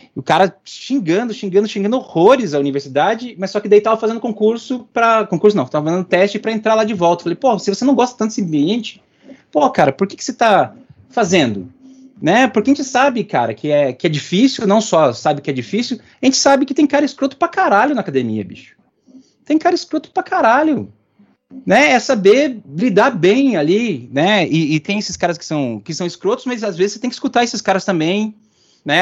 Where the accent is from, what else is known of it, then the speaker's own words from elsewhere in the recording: Curitiba, Paraná, Brazil; Eu sou, sou de Curitibano